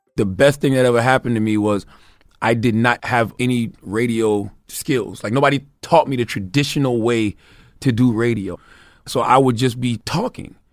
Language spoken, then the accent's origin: English; Moncks Corner, South Carolina, United States; Growing up in Mount Corner, South Carolina